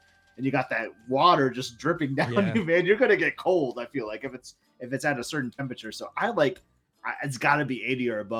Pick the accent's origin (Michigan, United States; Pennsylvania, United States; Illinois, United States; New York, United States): Michigan, United States; moved away; I'm from Michigan